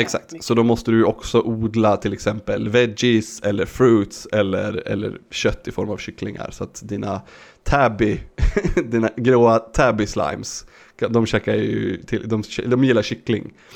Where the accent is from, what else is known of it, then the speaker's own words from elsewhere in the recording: Sweden; jag som svensk